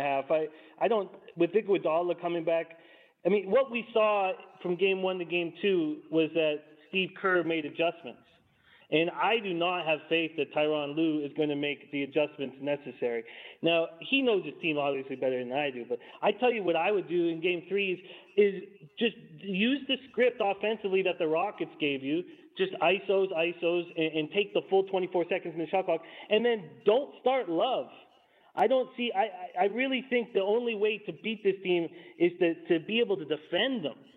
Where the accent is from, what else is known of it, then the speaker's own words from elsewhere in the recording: Vancouver, British Columbia, Canada; I'm born and raised in Vancouver